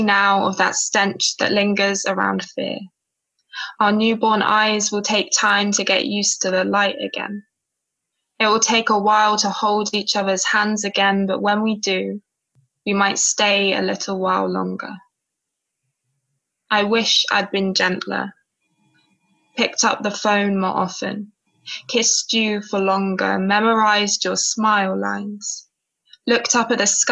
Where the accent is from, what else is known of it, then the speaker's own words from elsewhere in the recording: Cornwall, South West England, United Kingdom; I was born and raised on Cornish sand, far away from the Mangala hills of Islamabad.